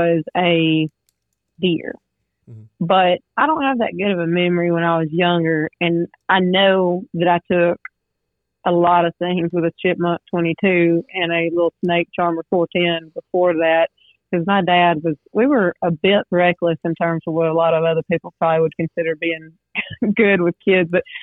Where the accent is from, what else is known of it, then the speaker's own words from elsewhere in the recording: Rockmart, Georgia, United States; I grew up in Rockmart, Georgia